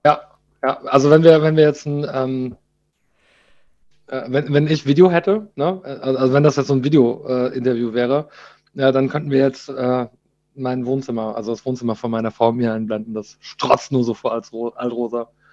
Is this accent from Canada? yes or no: yes; Canada; now in Germany; ich bin in Kanada aufgewachsen